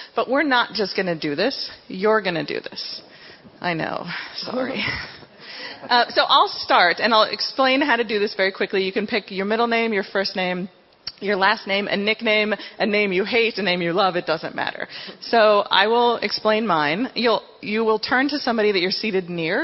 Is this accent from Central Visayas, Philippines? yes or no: yes; Cebu City, Central Visayas, Philippines; I was born in Cebu City in the Philippines